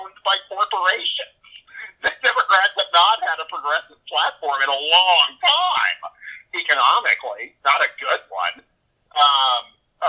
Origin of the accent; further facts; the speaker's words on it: Texas, United States; I grew up in Texas